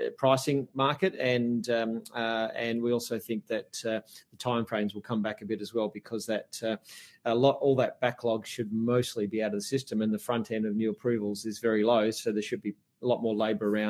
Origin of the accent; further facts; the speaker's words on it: Melbourne, Victoria, Australia; now in Perth, Australia; I grew up in Melbourne